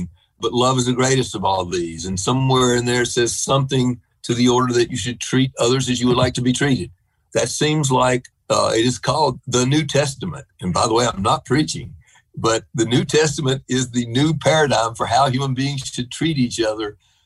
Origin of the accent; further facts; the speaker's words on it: North Carolina, United States; I grew up in North Carolina